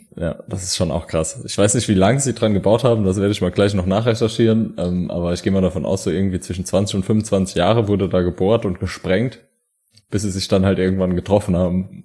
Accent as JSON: {"language": "German", "region": "Saarland", "country": "Germany", "said": "wir kommen ja aus der Bergbauregion Saarland"}